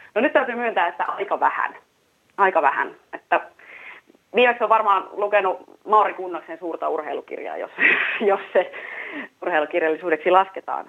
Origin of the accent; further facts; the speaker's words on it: Vimpeli, South Ostrobothnia, Finland; minä olen Vimpelistä